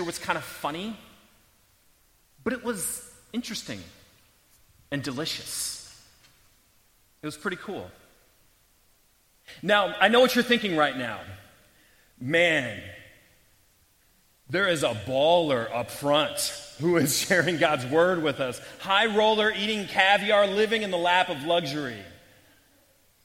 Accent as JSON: {"language": "English", "town": "St. Louis", "region": "Missouri", "country": "United States", "tie": "born or raised there", "moved": "yes", "said": "I grew up in St. Louis, and I was still there at the time"}